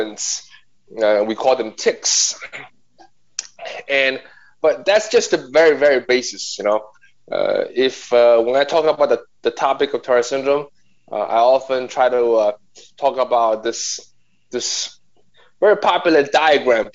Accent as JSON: {"language": "English", "town": "Nanjing", "region": "Jiangsu", "country": "China", "tie": "born or raised there", "moved": "yes", "lives_now": "New York, United States", "said": "I'm a New Yorker. But before that, I was born and raised in Nanjing, China"}